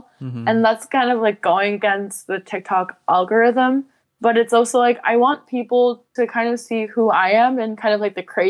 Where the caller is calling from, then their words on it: near Chicago, Illinois, United States; I'm calling from Chicago. Well, not Chicago, but near Chicago-ish.